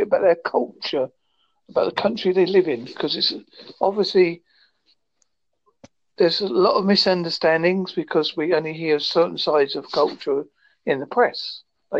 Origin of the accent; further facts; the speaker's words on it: United Kingdom; I am from the United Kingdom.